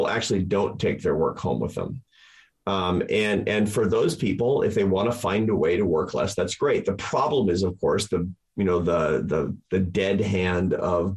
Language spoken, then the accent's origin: English; United States; I'm an American